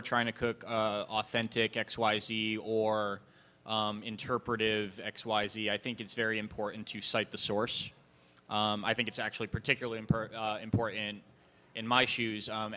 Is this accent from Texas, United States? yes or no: no; Massachusetts, United States; I'm a white guy from Massachusetts that was brought up with undelicious food